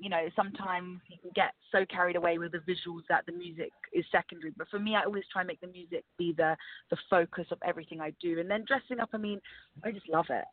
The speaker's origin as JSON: {"language": "English", "region": "London", "country": "United Kingdom", "tie": "born or raised there", "said": "I'm born and raised in England, in London"}